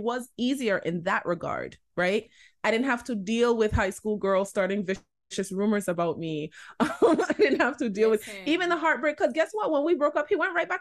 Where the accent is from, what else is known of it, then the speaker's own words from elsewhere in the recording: LaGrange, United States; I grew up in LaGrange